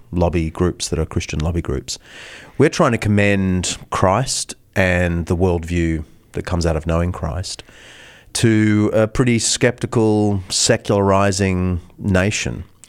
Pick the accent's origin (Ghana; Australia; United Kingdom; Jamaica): Australia; now in United States